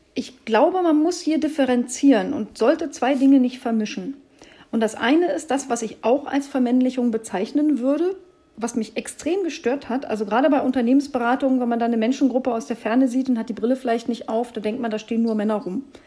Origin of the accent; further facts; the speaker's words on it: Brandenburg, Germany; moved away as an adult; also born or lived in Hesse; Also ich bin ja Brandenburgerin